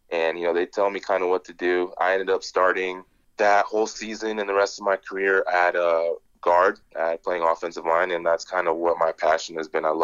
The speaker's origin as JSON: {"language": "English", "town": "Chicago", "region": "Illinois", "country": "United States", "tie": "born there", "also_born_or_lived": "Nigeria", "said": "I was born in Chicago. My dad actually moved out here at 18 years old, um, on his own"}